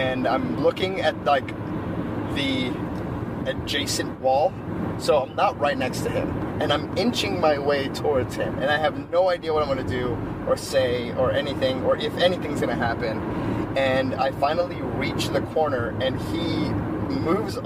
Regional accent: Los Angeles, California, United States; I grew up in Los Angeles

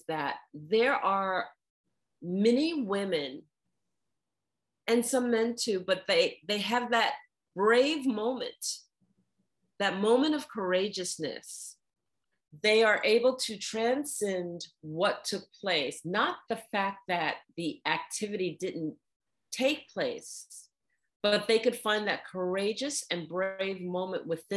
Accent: New York City, New York, United States; I grew up in New York City

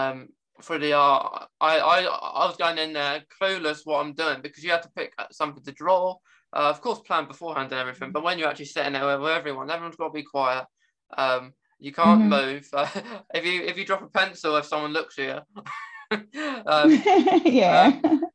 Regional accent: England, United Kingdom; of course I can speak English. I'm English.

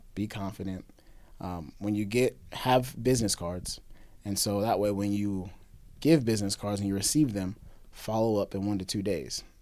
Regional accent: Springfield, Missouri, United States; I'm from Springfield

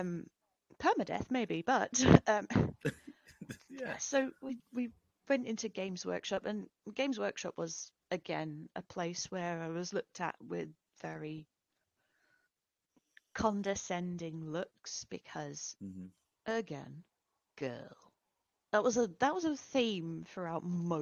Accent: United Kingdom; moved away; also born or lived in Lincoln; I grew up near London

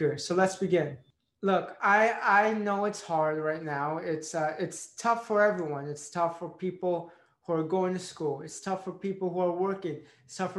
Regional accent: Tampa, Florida, United States; moved away as an adult; now in Philadelphia, United States; My first time moving outside of my hometown, Tampa, Florida

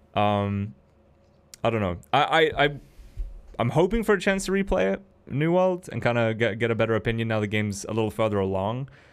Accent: United Kingdom; Not because I'm a British man

